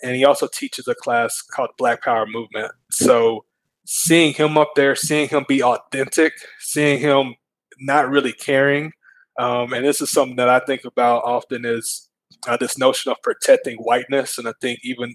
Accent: Mount Pleasant, Texas, United States; I was born in Mount Pleasant.

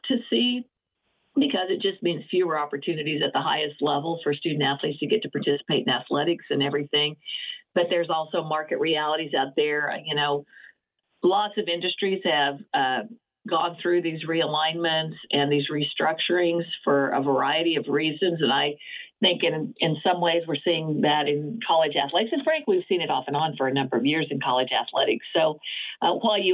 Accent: Oklahoma, United States; moved away; also born or lived in West Coast; I grew up being in Oklahoma

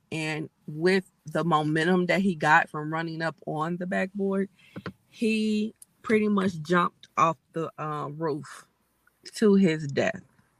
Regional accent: Midwest, United States; me being a Midwesterner

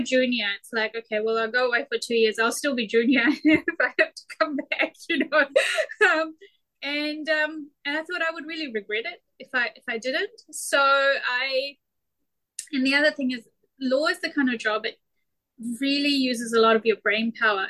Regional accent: New Zealand; born or raised there

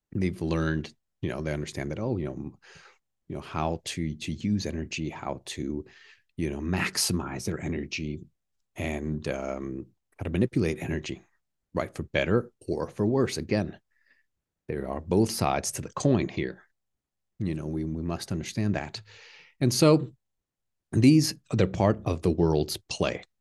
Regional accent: Texas, United States; I'm from the U S, but I'm Mexican-American, so I'm, I don't have a, a dual citizenship. I'm American, um, but also Mexican, you know, from Texas.

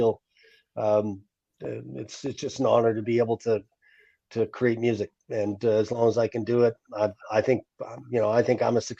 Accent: Fort St. John, British Columbia, Canada; also born or lived in Nashville, Tennessee; when I got back home to my hometown after a long career in rock and roll

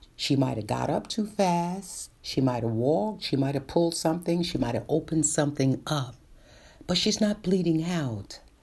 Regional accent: New York City, New York, United States; born and raised in Brooklyn

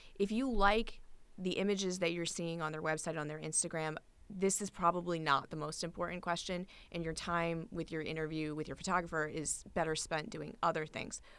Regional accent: Newport, Rhode Island, United States; I've been a wedding and portrait photographer in my hometown of Newport, Rhode Island

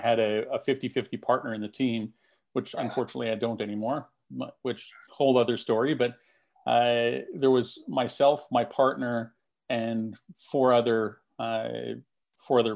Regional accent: Canada; I'm a Canadian

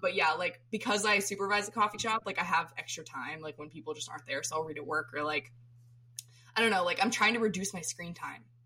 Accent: Florida, United States; I'm from Florida, so my my um, all my family grew up in Maine before my mom was born

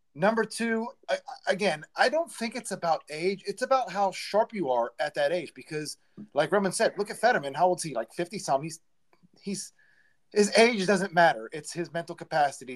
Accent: Beaver County, Pennsylvania, United States; we're all from Beaver County

